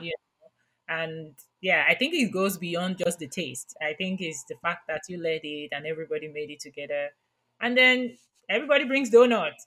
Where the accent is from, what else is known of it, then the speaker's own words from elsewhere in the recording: Nigeria; moved away; I grew up in Nigeria